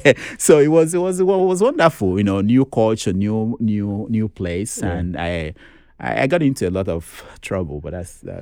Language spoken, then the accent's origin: English; Nigeria; I didn't know how to speak Pidgin English, you know, being that I grew up in the East.